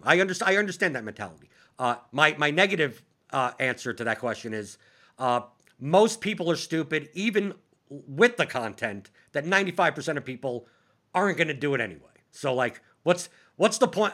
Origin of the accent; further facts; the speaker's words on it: New York, United States; as a New Yorker